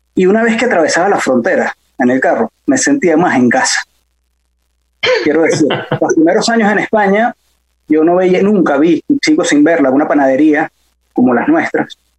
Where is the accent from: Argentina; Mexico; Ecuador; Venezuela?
Venezuela; Santa Mónica, Capital District; also born or lived in Bello Monte; yo nací en Santa Mónica y crecí en Santa Mónica